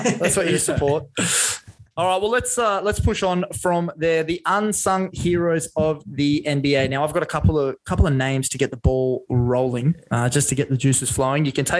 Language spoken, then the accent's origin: English; Australia; I'll just play because I'm from Australia.